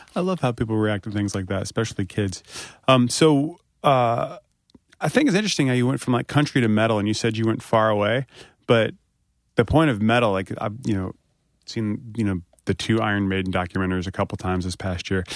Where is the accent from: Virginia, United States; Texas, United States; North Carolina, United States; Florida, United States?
North Carolina, United States; moved away